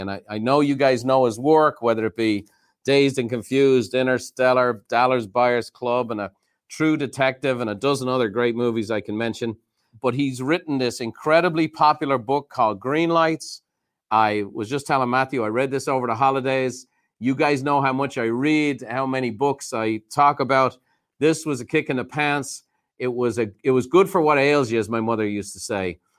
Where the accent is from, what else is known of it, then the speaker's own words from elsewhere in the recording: Ireland; now in United States; I grew up very fortunate in Ireland